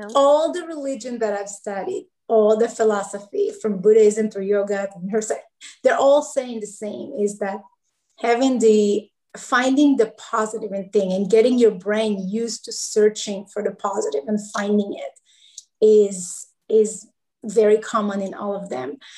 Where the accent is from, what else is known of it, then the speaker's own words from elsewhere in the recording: Israel; now in Charlotte, United States; I live in Charlotte, North Carolina. I'm originally from Israel.